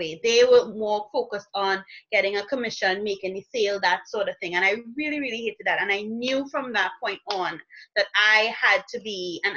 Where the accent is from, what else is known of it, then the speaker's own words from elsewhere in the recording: Trinidad & Tobago; I am from Trinidad and Tobago